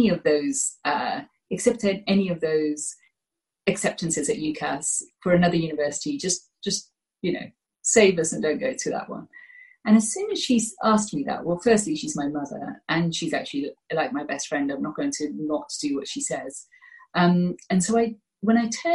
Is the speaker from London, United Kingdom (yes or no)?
no; Gloucestershire, South West England, United Kingdom; also born or lived in Birmingham / India (ancestry); And at the age of 7, my parents decided to move to Gloucestershire